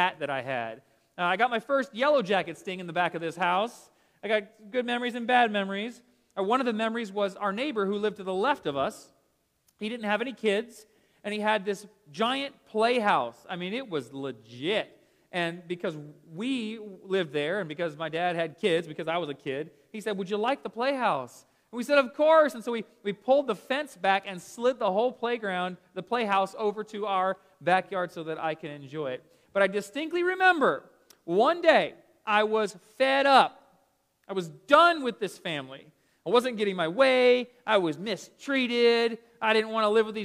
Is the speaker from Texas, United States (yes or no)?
no; Smyrna, Georgia, United States; I grew up here in Atlanta in this little house. I'll show you right here in Smyrna, just down the road from us